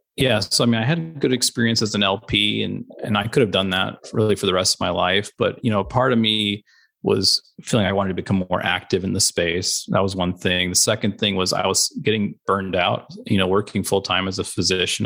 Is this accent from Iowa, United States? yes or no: no; Chattanooga, Tennessee, United States; moved away as an adult; also born or lived in Omaha, Nebraska / Albany, New York; I grew up in Chattanooga, Tennessee